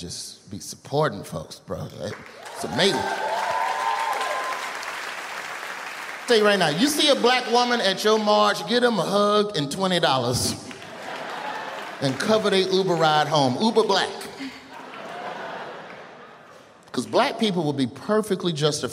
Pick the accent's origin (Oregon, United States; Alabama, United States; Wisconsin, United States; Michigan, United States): Alabama, United States; Birmingham; I'm from Birmingham